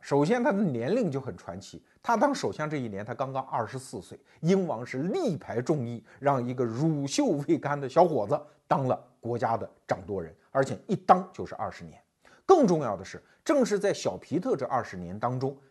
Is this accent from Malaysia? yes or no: no; China; 我们中国人